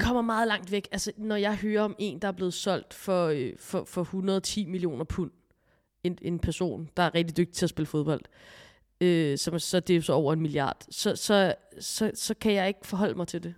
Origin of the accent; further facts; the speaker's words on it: Copenhagen, Capital Region of Denmark, Denmark; nu er jeg her fra København